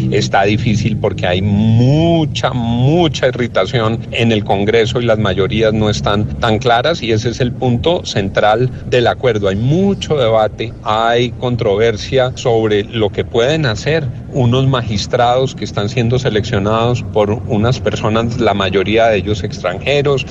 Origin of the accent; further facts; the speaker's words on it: Colombia; como colombiano